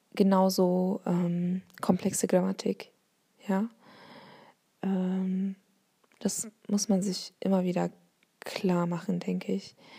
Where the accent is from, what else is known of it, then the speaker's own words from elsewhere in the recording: Bavaria, Germany; accent: Bavarian; first language Turkish; German is a second language; also born or lived in Essen; now in Hamburg, Germany; ich bin in, ba ähm, in Bayern, zu meiner Sprachbiografie in Bayern groß geworden